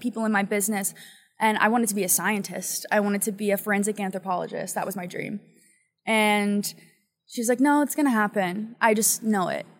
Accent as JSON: {"language": "English", "region": "Pennsylvania", "country": "United States", "moved": "yes", "lives_now": "Los Angeles, United States", "said": "I'm from Pennsylvania"}